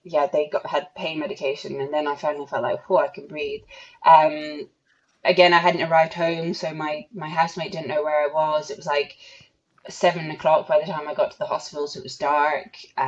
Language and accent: English; Ireland; I'm the Irish national champion.